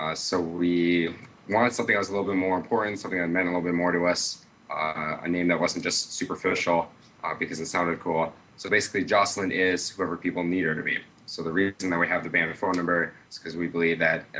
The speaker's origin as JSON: {"language": "English", "town": "Iowa City", "region": "Iowa", "country": "United States", "said": "I'm from Iowa City, Iowa."}